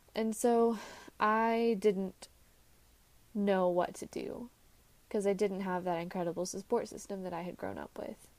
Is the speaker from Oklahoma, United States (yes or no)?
no; Texas, United States; Now, I lived in Texas, and instead of being two hours from home, I wanted to move five hours from home.